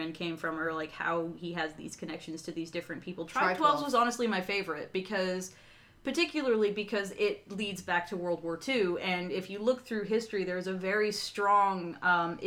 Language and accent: English; Tennessee, United States; moved away; I grew up in the South. I'm from Tennessee